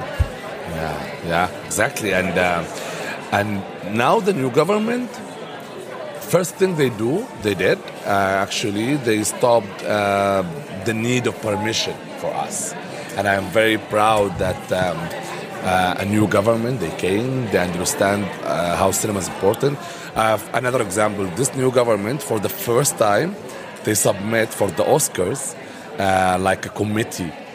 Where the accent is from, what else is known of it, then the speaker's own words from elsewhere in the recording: Dubai, United Arab Emirates; also born or lived in Sudan; My mom's from Egypt. My dad from Sudan, and I born and raised in Dubai but also between Dubai and Sudan.